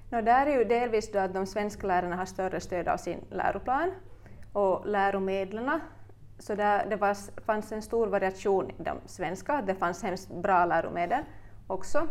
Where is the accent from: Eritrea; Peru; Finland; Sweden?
Finland; Turku, Southwest Finland; moved away as an adult; also born or lived in Ostrobothnia; now in Vaasa, Finland; I själ och hjärta är jag en Åbobo som hamnade i Österbotten för ungefär tio år sedan när jag flyttade hit